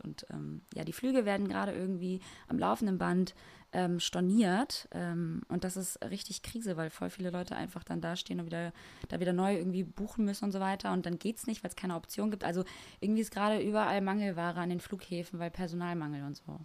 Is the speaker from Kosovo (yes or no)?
yes; Kosovo; moved away; im Kosovo, da wo ich herkomme